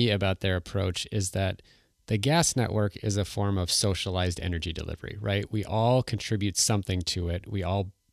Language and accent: English; Minnesota, United States; I'm from Minnesota